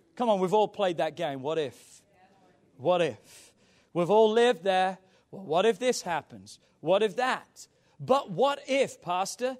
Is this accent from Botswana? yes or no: no; England, United Kingdom; growing up in England